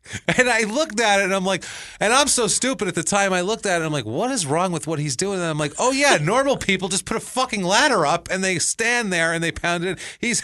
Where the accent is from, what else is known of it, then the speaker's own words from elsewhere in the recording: Mankato, Minnesota, United States; I grew up my entire life in Mankato, Minnesota, and I know these things.